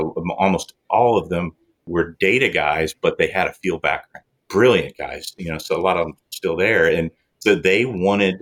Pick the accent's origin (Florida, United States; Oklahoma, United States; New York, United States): Oklahoma, United States; I started out an OU fan uh, growing up in Oklahoma.